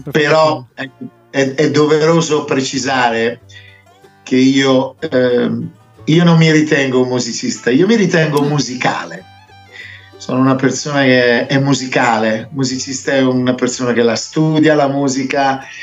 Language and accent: Italian; Italy; also born or lived in England; mia mamma era roma- romana, e mio padre è inglese come me, io sono nato in Inghilterra, sono, sono arrivato in Italia che avevo solo 5 anni e, e, poi sono approdato a Brescia